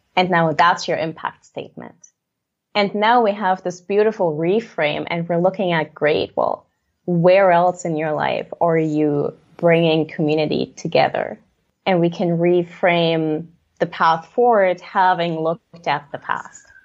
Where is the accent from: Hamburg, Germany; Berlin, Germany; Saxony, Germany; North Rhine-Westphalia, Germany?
Saxony, Germany; Leipzig; I grew up in Leipzig, Germany, on stage, really